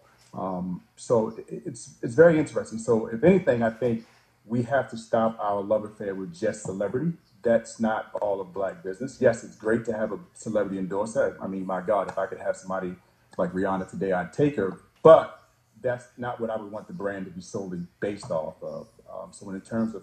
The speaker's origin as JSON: {"language": "English", "town": "Baltimore", "region": "Maryland", "country": "United States", "said": "we're both from Baltimore"}